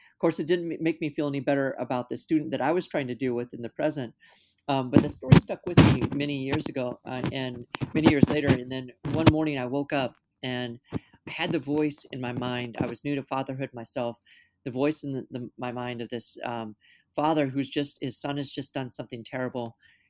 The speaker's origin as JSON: {"language": "English", "region": "California", "country": "United States", "moved": "yes", "lives_now": "Minnesota, United States", "said": "You know, I'm not from Minnesota originally. I come from Southern California, and I didn't know anything about the Dakota conflict until I was in my late 20s."}